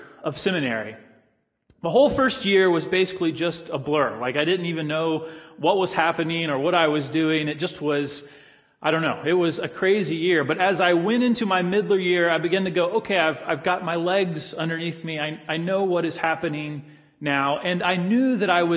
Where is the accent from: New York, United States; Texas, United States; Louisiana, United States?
Texas, United States; also born or lived in Florida; I grew up in Texas and Florida